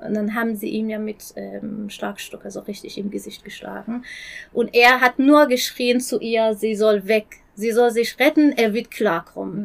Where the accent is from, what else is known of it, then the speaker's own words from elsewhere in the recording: Isfahan, Iran; German is a second language; moved away as an adult; now in Germany; ich komme aus Isfahan